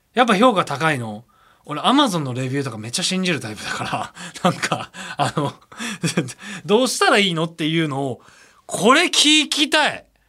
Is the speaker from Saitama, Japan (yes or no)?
no; Osaka, Japan; 僕大阪出身なんですけど